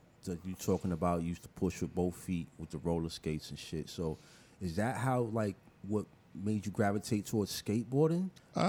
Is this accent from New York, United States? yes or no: yes; Middletown, New York, United States; I was born in front of Horton Hospital in the cab. My mom didn't make it inside the hospital.